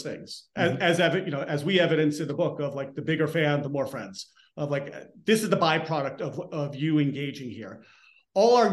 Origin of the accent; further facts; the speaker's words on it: Elmsford, New York, United States; I'm from Elmsford